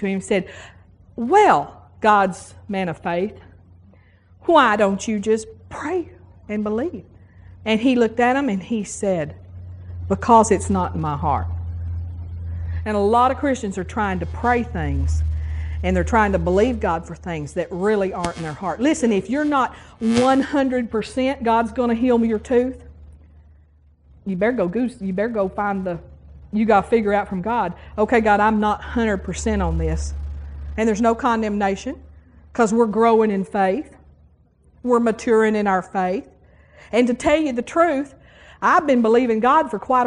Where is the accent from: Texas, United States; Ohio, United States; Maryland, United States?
Texas, United States; West; moved away as an adult; now in Tuscaloosa, United States; I come from West Texas. And I grew up with the same dentist all my life.